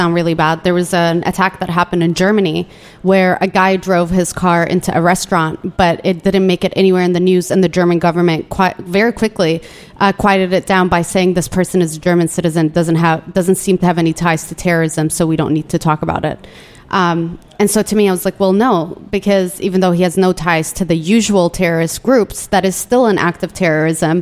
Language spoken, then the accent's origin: English; Yemen; now in United States; my birthplace says Yemen